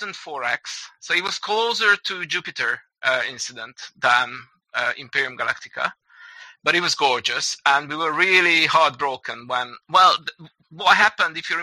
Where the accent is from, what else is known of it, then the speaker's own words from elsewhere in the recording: Budapest, Hungary; we're from Hungary, we're from Budapest